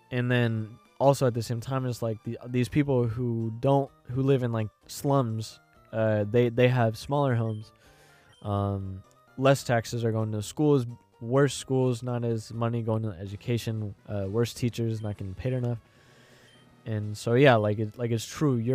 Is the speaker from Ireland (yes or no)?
yes; Ireland; I'm Irish and and uh, I know in Ireland uh Britain Britain, Ireland, Brit, the British and Irish, they have beef